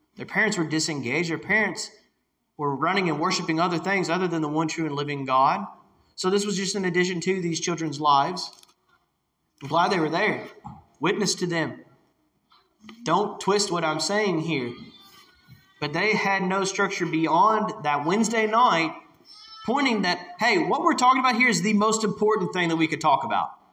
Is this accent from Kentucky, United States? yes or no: yes; Whitesville, Kentucky, United States; now in Hardinsburg, United States; I grew up in Whitesville, Kentucky